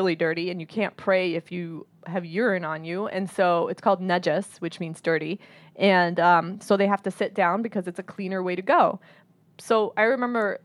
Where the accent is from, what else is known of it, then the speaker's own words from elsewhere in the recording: United States; growing up in America, like, we still hold on to a lot of these traditions